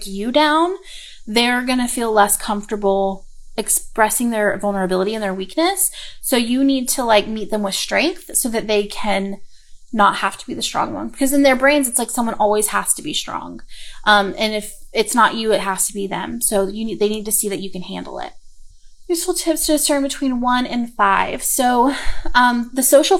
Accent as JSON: {"language": "English", "region": "the South", "country": "United States", "accent": "southern", "said": "My southern accent just went"}